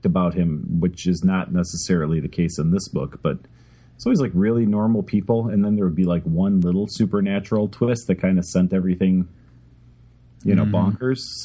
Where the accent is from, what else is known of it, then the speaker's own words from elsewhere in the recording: Chicago, Illinois, United States; so I grew up in Chicago